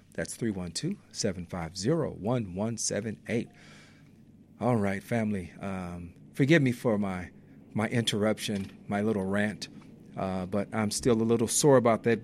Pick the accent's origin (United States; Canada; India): United States; Inglewood, California; I grew up in the Inglewood neighborhood